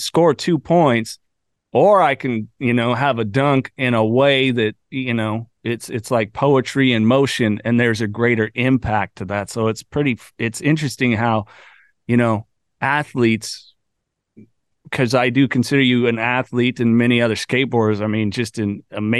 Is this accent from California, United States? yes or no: yes; near Santa Cruz, California, United States; I grew up near Santa Cruz, California